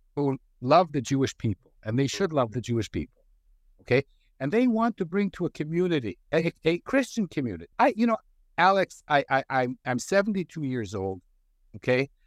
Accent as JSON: {"language": "English", "country": "Canada", "tie": "born or raised there", "said": "I grew up in Canada."}